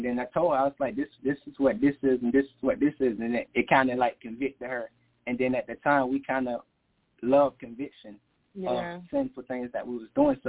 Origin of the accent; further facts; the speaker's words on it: United States; she's Jamaican and I'm American.